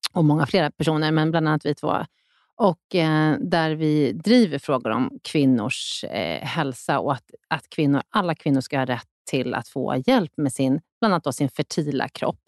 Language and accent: Swedish; Sweden; vi svenskar